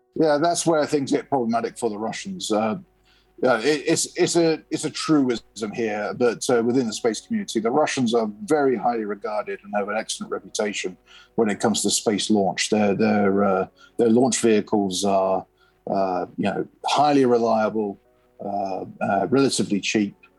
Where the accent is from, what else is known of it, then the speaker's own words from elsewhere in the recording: United Kingdom; I'm a UK citizen